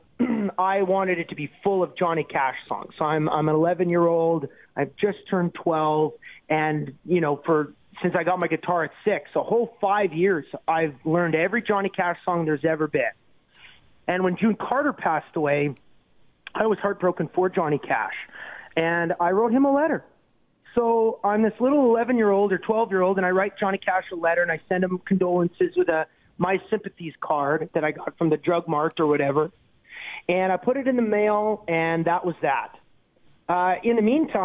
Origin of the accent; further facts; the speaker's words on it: Canada; as a Canadian